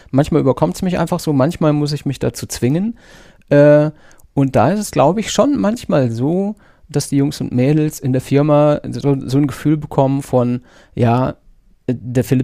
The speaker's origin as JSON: {"language": "German", "region": "North Rhine-Westphalia", "country": "Germany", "lives_now": "Munich, Germany", "said": "Ähm, ich komme ursprünglich aus Nordrhein-Westfalen. Das hört man vielleicht an meinem nicht so krass vorhandenen Akzent."}